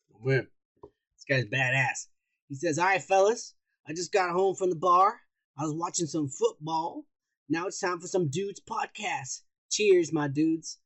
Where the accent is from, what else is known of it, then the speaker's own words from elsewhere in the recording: United States; I'm American.